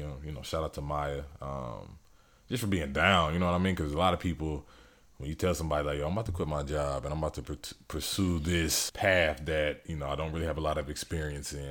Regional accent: Elyria, Ohio, United States; also born or lived in Fort Bragg, North Carolina; I was born in Fort Bragg, North Carolina. My dad was in the military, but I'm from Elyria, Ohio. That's E L Y R I A. It's about thirty, forty minutes from Cleveland. Um, but that's where, like, I grew up.

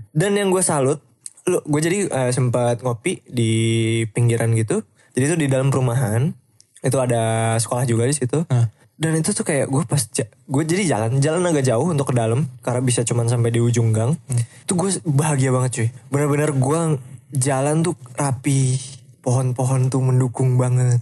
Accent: Indonesia; gue dari Indonesia

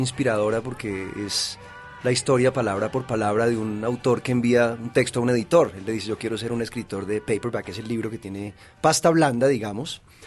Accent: Bogotá, Colombia; Yo soy bogotano de primera generación.

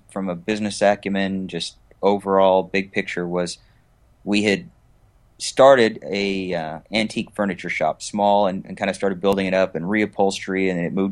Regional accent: West Coast, United States; also born or lived in Augsburg, Germany; Well, I was born in Augsburg, Germany. So my father was in the military, and I was uh, overseas, but. We pretty much settled in the West Coast once we got back to the States

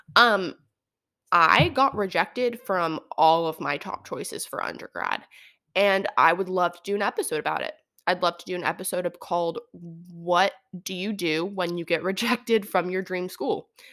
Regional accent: Santa Barbara, California, United States; also born or lived in Oregon; I grew up in Santa Barbara

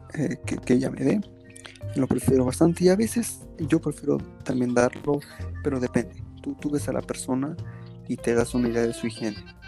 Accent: Cuernavaca, Morelos, Mexico; de donde yo soy, yo te, hablo de, de Morelos, de Cuernavaca, Morelos.

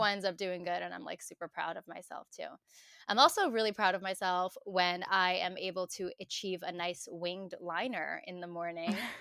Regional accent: New York City, New York, United States; born and raised in New York

